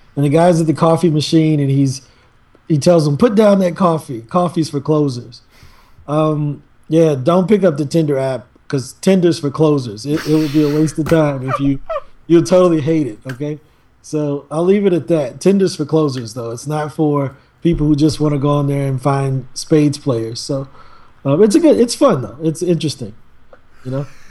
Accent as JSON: {"language": "English", "town": "East St. Louis", "region": "Illinois", "country": "United States", "tie": "born or raised there", "said": "I'm born and raised in East St. Louis. I still live there now."}